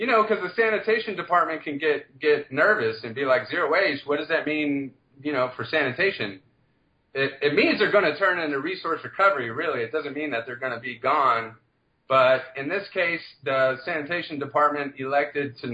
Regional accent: DeSoto, Texas, United States; I'm originally from DeSoto

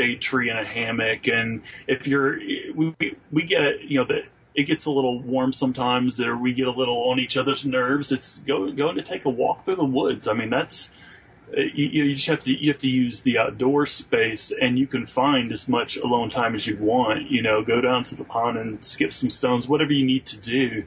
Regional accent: northern Ohio, United States; moved away; So I'm a Yankee. I grew up in Ohio, northern Ohio at that.

